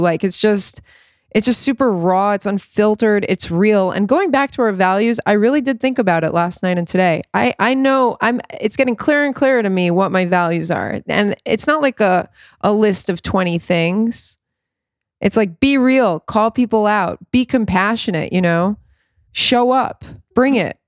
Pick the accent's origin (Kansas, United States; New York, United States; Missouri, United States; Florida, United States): Florida, United States; South; I grew up in South Florida